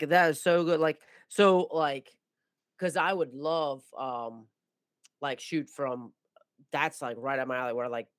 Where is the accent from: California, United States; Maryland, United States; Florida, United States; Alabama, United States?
Maryland, United States; I'm from Maryland